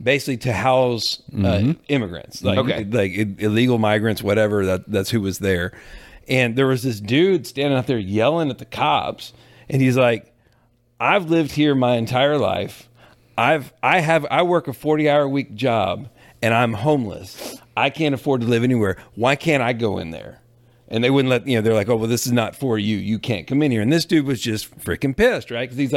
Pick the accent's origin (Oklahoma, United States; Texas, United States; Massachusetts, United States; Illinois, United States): Texas, United States; I'm a native